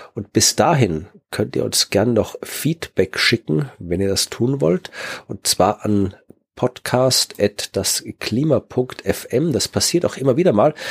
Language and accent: German; Wachau, Lower Austria, Austria; moved away; meiner Heimat der Wachau